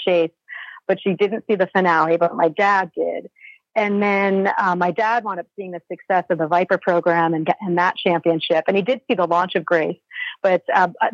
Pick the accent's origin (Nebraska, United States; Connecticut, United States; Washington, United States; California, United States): Connecticut, United States; moved away; also born or lived in Vermont; I'm from New England. I'm from Connecticut.